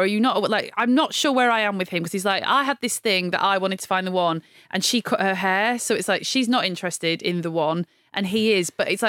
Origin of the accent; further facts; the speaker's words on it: the North, the north of England, United Kingdom; when I was growing up in the North